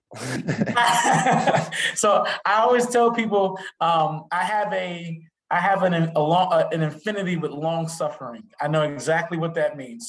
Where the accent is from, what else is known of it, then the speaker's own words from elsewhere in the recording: New York City, New York, United States; moved away; I'm originally from Brooklyn, New York